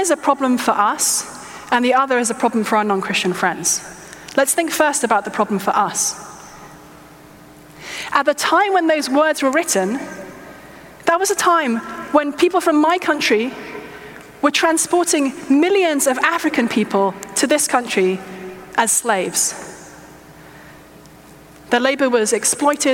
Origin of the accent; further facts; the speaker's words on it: England, United Kingdom; I'm English